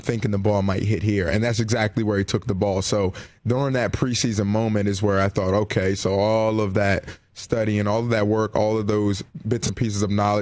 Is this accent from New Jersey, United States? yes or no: yes; Salem, New Jersey, United States; I'm from South Jersey, Exit 1, Salem, New Jersey